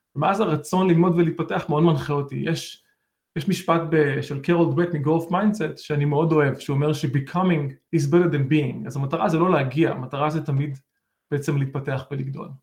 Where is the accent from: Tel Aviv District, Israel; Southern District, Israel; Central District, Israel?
Southern District, Israel; Beersheba; moved away as an adult; now in United States; גדלתי בבאר שבע